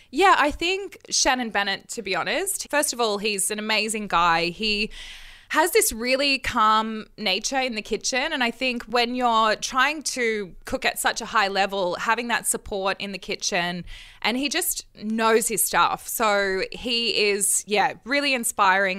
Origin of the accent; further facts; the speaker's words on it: Australia; I'm Australian